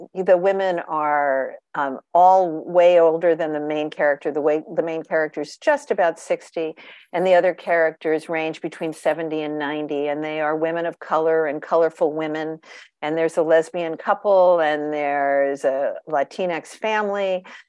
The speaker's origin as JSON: {"language": "English", "area": "Long Island", "region": "New York", "country": "United States", "tie": "born or raised there", "said": "I grew up on Long Island, New York"}